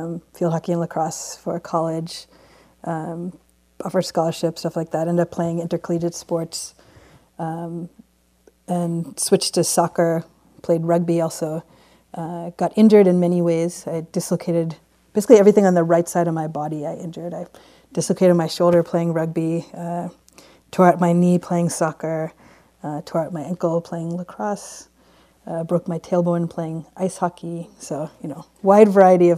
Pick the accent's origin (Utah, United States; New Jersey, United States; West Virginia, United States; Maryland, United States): Maryland, United States; Baltimore; now in West Coast, United States; I grew up in Baltimore